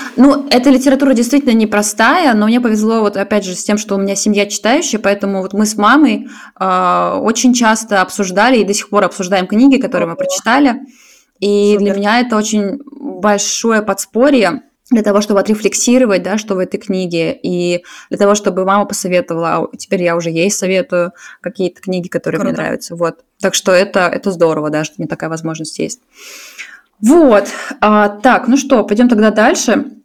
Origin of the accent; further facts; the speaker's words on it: Saint Petersburg, Russia; now in Zurich, Switzerland; я из Питера, сейчас живу в Цюрихе